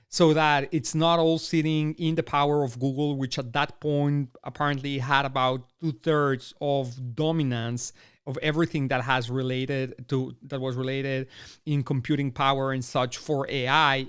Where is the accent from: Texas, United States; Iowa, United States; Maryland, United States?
Texas, United States; Austin; They're going to be right here in my hometown